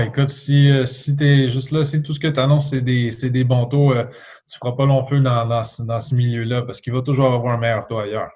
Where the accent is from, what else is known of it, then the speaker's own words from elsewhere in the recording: L'Assomption, Quebec, Canada; also born or lived in Trois-Rivières; now in Mirabel, Canada; J'ai grandi dans une petite ville à environ 30 km de, Montréal, euh, à l'est. Euh, c'était la ville de l'Assomption, juste à côté de Repentigny.